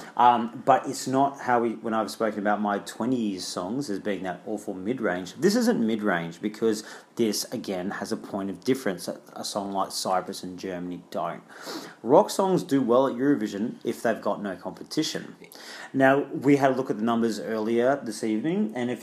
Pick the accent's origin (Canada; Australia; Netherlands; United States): Australia; also born or lived in London; As an Australian